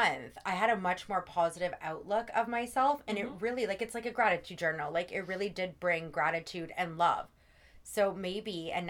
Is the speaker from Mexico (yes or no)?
no; Canada; Well, yeah, we're Canadian.